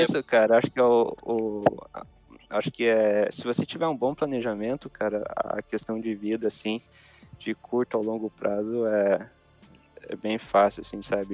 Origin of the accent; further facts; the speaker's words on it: Brazil; eu, como brasileiro